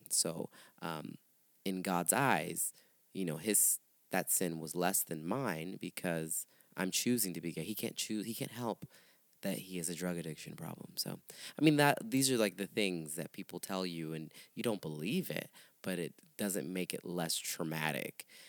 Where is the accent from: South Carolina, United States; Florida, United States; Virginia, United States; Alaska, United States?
Florida, United States; St. Petersburg; moved away as an adult; also born or lived in Miami; now in Chicago, United States; I moved there from St. Pete, where I'm really where I'm born and raised, St. Petersburg area.